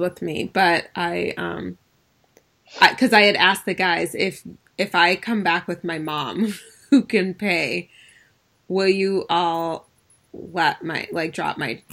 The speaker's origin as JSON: {"language": "English", "town": "Ann Arbor", "region": "Michigan", "country": "United States", "said": "I'm from Ann Arbor, so U of M was kind of like, we spent time and hung out in the summer months when we were in the summers, in, you know, during high school on U of M's campus"}